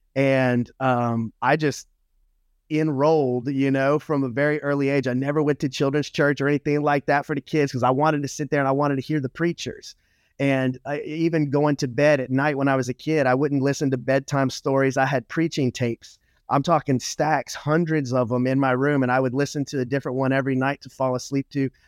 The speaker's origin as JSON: {"language": "English", "region": "Louisiana", "country": "United States", "tie": "born or raised there", "said": "I was raised in the South, um, in Louisiana"}